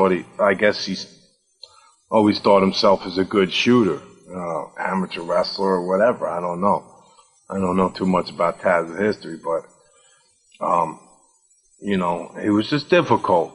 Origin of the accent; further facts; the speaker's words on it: Asbury Park, New Jersey, United States; And it was just, it was my hometown